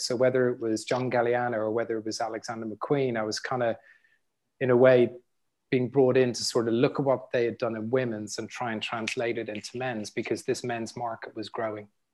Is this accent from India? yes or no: no; Dublin, Leinster, Ireland; growing up in Dublin, in the sort of environment I grew up